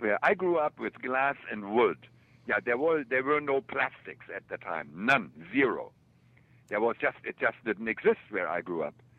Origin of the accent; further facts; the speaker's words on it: Germany; moved away; also born or lived in Kansas City; I grew up in Germany.